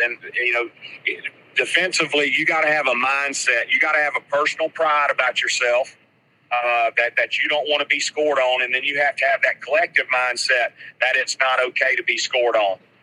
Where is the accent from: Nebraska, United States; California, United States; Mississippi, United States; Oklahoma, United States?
Mississippi, United States; Hattiesburg; I grew up in Hattiesburg as well